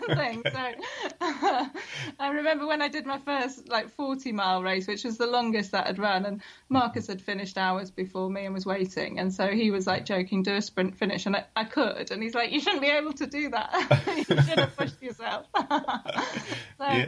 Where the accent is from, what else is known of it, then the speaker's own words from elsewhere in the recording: Peak District, East Midlands, United Kingdom; I grew up in the Peak District